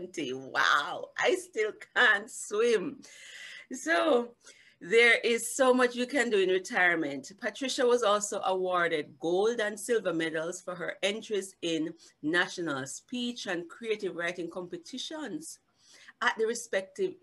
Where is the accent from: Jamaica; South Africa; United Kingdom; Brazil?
Jamaica; I'm Jamaican